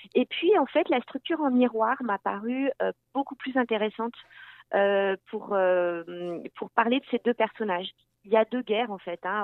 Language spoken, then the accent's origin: French; France; also born or lived in Landes; now in Quebec, Canada; je viens de France